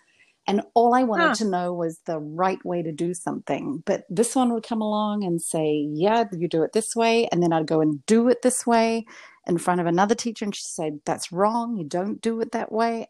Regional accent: Invercargill, Southland, New Zealand; first language English; moved away as an adult; now in Montreal, Canada; my hometown, which was Invercargill in New Zealand.

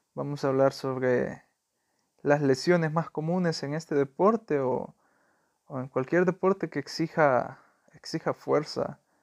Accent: El Salvador; soy salvadoreño

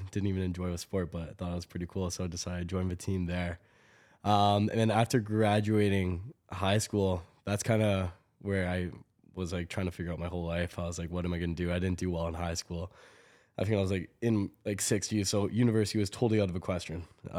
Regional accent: Toronto, Ontario, Canada; born there; now in Calgary, Canada; I was born in Toronto, moved to Calgary about 15 years ago

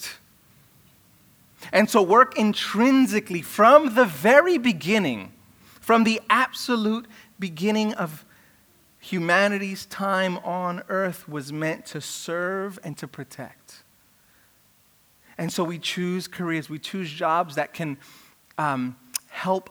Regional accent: New York City, New York, United States; I grew up in Brooklyn where there were rap battles all the time

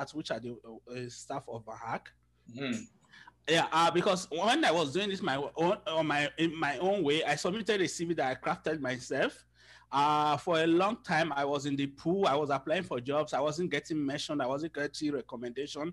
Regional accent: Nigeria; moved away as an adult; also born or lived in Lagos, Nigeria; now in Toronto, Canada; I am from Nigeria. I lived in Lagos.

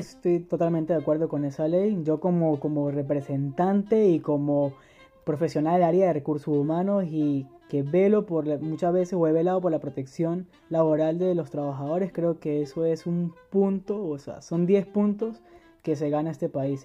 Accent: San Cristóbal, Táchira, Venezuela; moved away as an adult; now in Germany; soy de San Cristóbal, Venezuela. Tengo aquí viviendo en Alemania desde enero de 2015

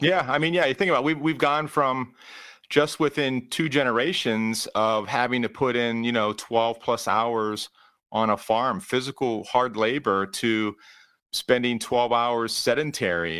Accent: Pittsburgh, Pennsylvania, United States; now in Cleveland, United States; I am originally from the Pittsburgh area

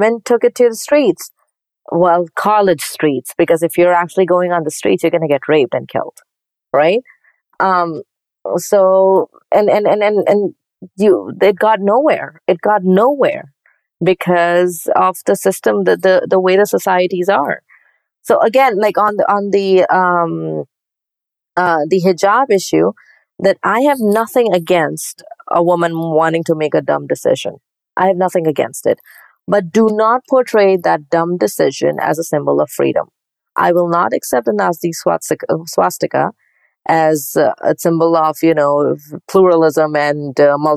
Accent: Pakistan; moved away as an adult; I grew up in Pakistan

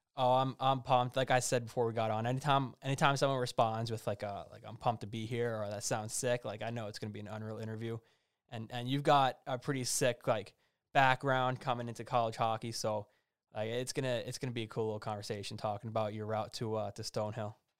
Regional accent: New Jersey, United States; I'm from New Jersey

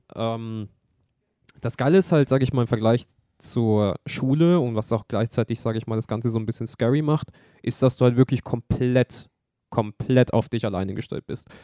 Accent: Germany; wir sind aus Deutschland

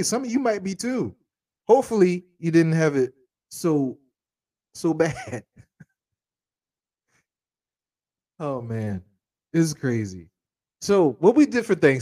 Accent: Charleston, South Carolina, United States; growing up in Charleston

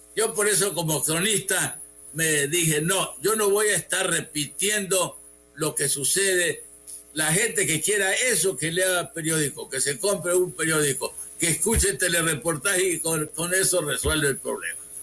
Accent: Huimanguillo, Tabasco, Mexico; also born or lived in Mexico City; now in Villahermosa, Mexico; Yo tengo 35 años de vivir en esta ciudad. Nací en Huibanguillo

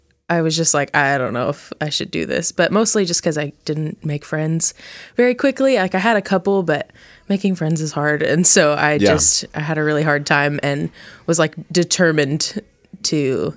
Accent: Plano, Texas, United States; So I moved a lot when I was little, but in about middle school, we moved to Plano, Texas. And so that's basically where I grew up.

